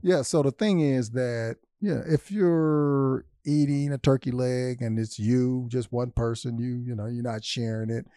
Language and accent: English; Louisville, Kentucky, United States; also born or lived in Detroit, Michigan; my hometown